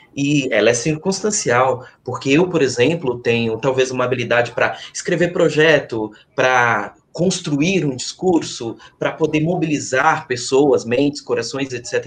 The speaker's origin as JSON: {"language": "Portuguese", "town": "Santo Antônio da Itinga", "country": "Brazil", "tie": "born or raised there", "moved": "yes", "said": "Santo Antônio da Intinga, que é o lugar, o povoado onde eu nasci, com seus incríveis 231 habitantes"}